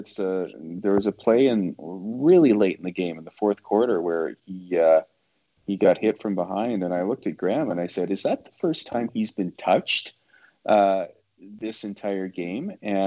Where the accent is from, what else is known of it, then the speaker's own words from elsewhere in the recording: Edmonton, Alberta, Canada; moved away; Like every year, I moved here in 2011 from Edmonton, which was the last year that the Esks won this stupid thing.